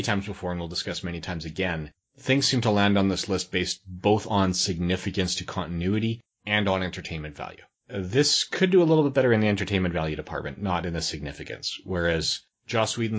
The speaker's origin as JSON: {"language": "English", "country": "Canada", "said": "Canadians are, by and large, we are probably closer to Americans in terms of cultural identity than any other country."}